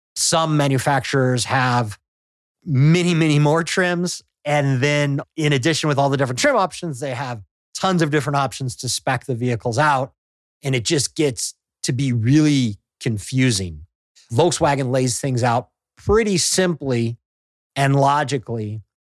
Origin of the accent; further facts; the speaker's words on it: Midwest, United States; now in Southern California, United States; I'm from the Midwest